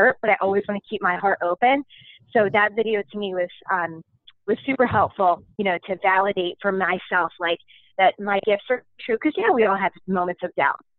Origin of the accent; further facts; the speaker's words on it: Philadelphia, Pennsylvania, United States; I'm from Philly